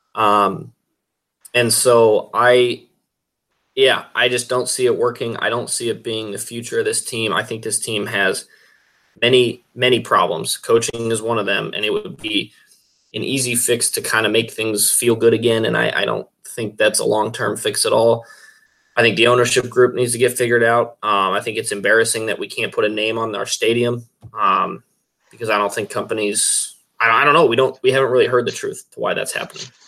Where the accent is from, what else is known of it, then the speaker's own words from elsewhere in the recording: Greeley, Colorado, United States; I was a little kid growing up in Greeley